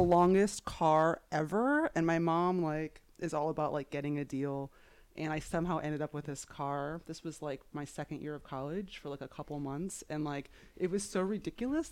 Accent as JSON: {"language": "English", "region": "Florida", "country": "United States", "tie": "born or raised there", "also_born_or_lived": "New York", "said": "I grew up in Florida"}